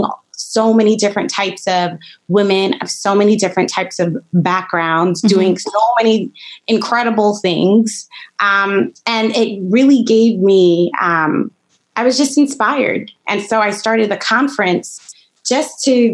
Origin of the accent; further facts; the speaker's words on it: New York City, New York, United States; moved away as an adult; now in Ithaca, United States; I grew up in Brooklyn, New York, Flatbush Avenue to be exact